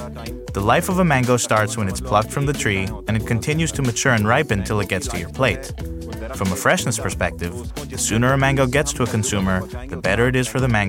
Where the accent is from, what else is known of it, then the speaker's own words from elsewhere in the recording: Pakistan; As a Pakistani